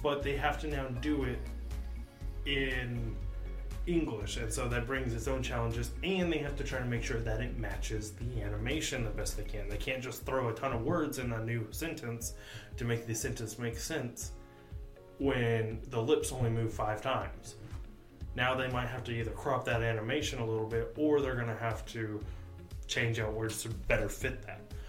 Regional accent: United States; an American watcher

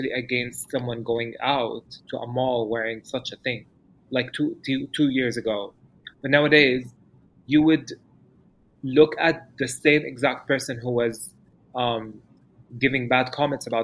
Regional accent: Dubai, United Arab Emirates; moved away as an adult; now in Amman, Jordan; I come from Dubai and I was born and raised in Dubai for 26 years and I lived there

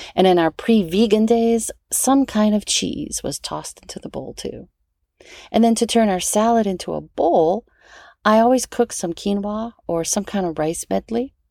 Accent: New Orleans, Louisiana, United States; I'm from New Orleans, so I grew up with red beans and rice on Mondays

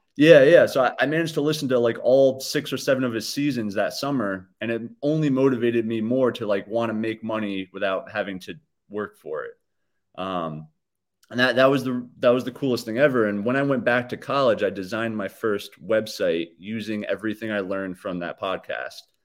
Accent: Hyde Park, New York, United States; also born or lived in Poughkeepsie, New York / Fishkill, New York; was born in Poughkeepsie, like you mentioned. Um, and then I kinda grew up in Hyde Park

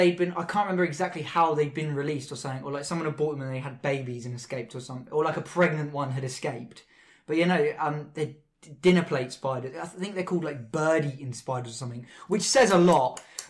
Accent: Southampton, South East England, United Kingdom; Well, I'm from Southampton.

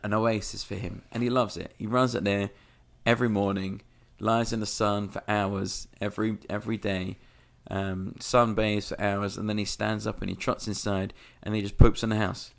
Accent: London, United Kingdom; moved away; I, I grew up in London

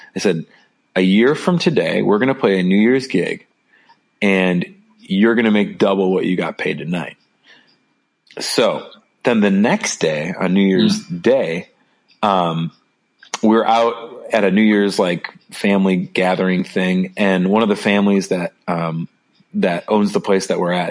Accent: Chicago, Illinois, United States; moved away; I'm from Chicago originally

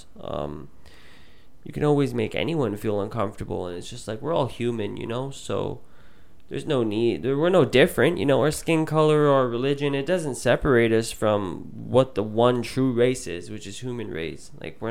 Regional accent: Surrey, British Columbia, Canada; also born or lived in Vancouver; I grew up in Surrey. And for anyone that doesn't know, Surrey is predominantly brown.

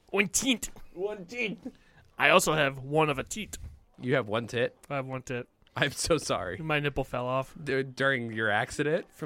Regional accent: United States; I'm fucking American.

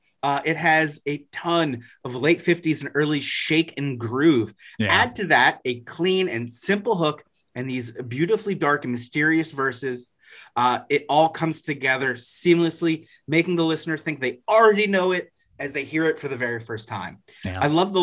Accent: United States; I was raised in America.

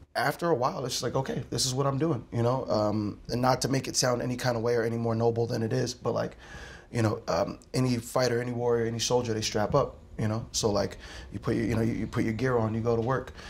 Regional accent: Philadelphia, Pennsylvania, United States; I'm a Philadelphian

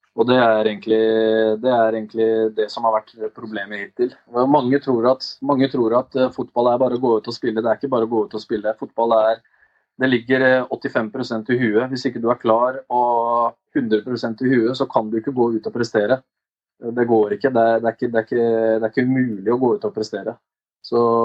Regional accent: Oslo, Norway; Jeg er oppvokst på Ammerud i Groruddalen

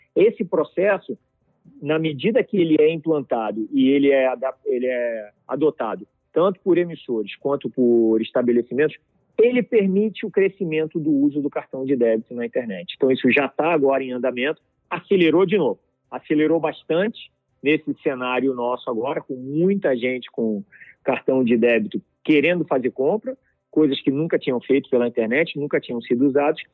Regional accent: Brazil; nós aqui como brasileiros e como indústria

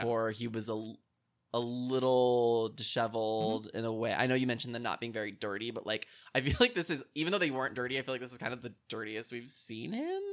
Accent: Indiana, United States; my home state of Indiana

